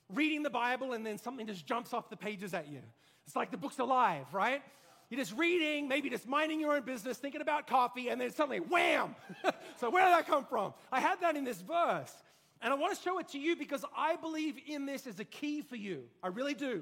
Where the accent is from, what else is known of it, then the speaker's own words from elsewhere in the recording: Australia; moved away; I grew up in Australia